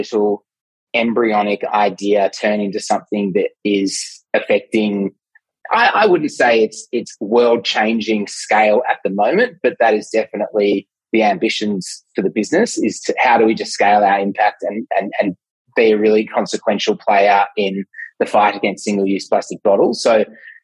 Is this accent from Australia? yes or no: yes; Melbourne, Victoria, Australia; I'm from Melbourne